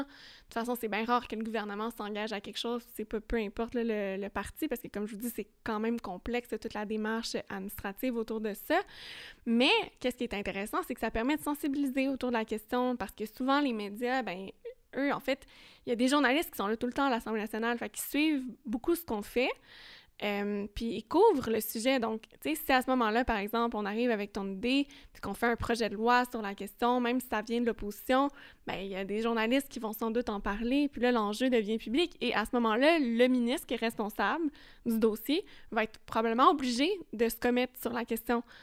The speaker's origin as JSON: {"language": "French", "town": "Longueuil", "region": "Quebec", "country": "Canada", "said": "chez nous à Longueuil"}